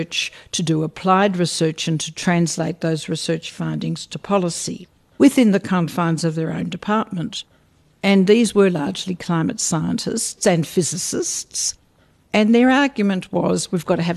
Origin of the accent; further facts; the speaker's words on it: Australia; I'm an Australian, and until the present Prime Minister, we were a very secular people.